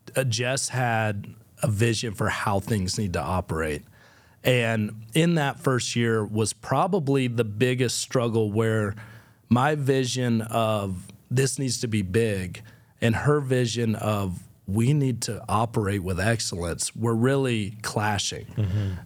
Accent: Fort Valley, Georgia, United States; now in Nashville, United States; what I grew up with in Fort Valley, Georgia

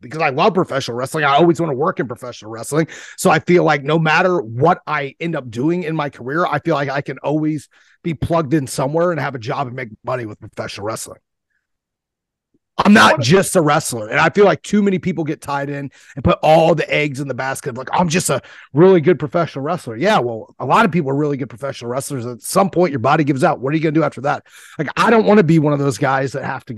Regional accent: Ohio, United States; I'm from Ohio. We got a whole different jargon over here

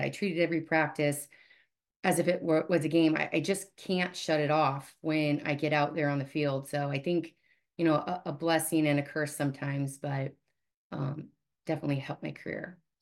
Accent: Omaha, Nebraska, United States; born and raised in Omaha, and I am one of nine children

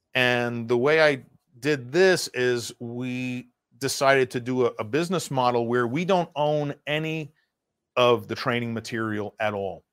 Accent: New York, United States; moved away as an adult; also born or lived in Russia / Cambodia; Being a New Yorker

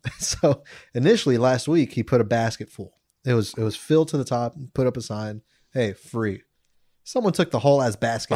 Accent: Santa Monica, California, United States; I'm from Santa Monica.

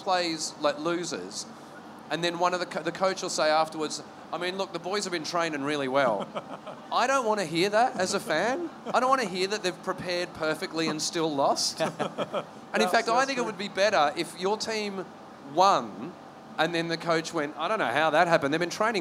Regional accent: Sydney, New South Wales, Australia; now in London, United Kingdom; I grew up in the Cronulla Sharks area

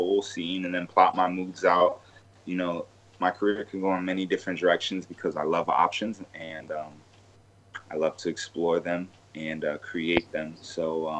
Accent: Des Moines, Iowa, United States; moved away as an adult; also born or lived in California / Arizona; now in South Florida, United States; my hometown of Des Moines, Iowa

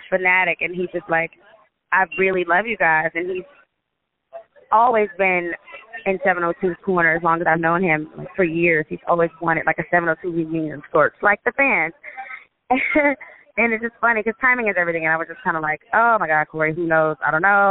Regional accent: Las Vegas, Nevada, United States; now in Atlanta, United States; we're from Vegas, and Vegas is a pretty small town

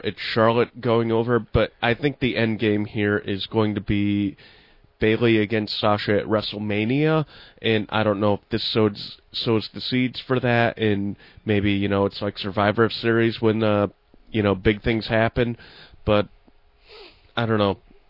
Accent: Ireland; I'm Irish, too.

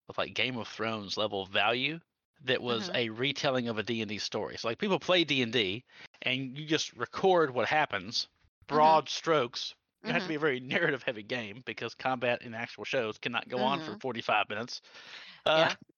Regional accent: Mississippi, United States; I'm from Mississippi.

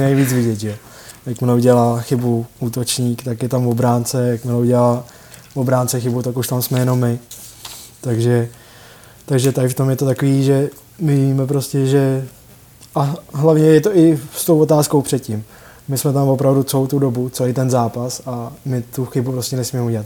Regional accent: Litvínov, Ústí nad Labem Region, Czechia; já jsem z Litvínova a tam vlastně nic jiného kromě hokeje není

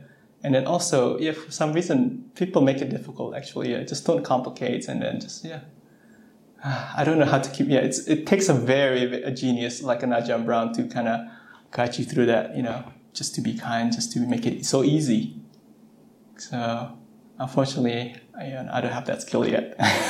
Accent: West Coast, United States; Nice to see if this is someone from the East Coast. I'm from the West Coast.

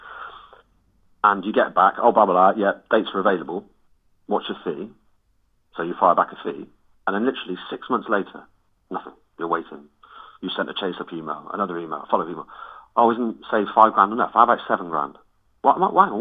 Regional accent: Cheltenham, South West England, United Kingdom; we're from Cheltenham, we're not a big band

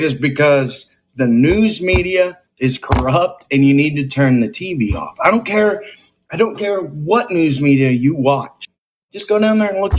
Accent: Texas, United States; I'm from Texas.

